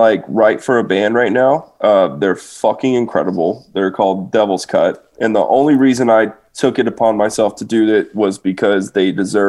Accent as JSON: {"language": "English", "region": "Kentucky", "country": "United States", "said": "This is back when I lived in Kentucky. And because I'm from there. I'm from Kentucky."}